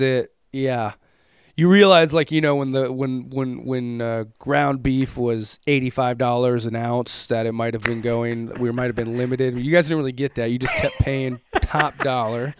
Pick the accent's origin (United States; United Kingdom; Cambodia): United States; as an American dude